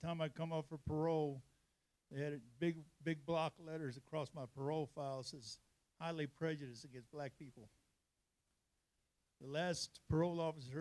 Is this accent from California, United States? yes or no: yes; California, United States; moved away as an adult; now in Texas, United States; I'm from California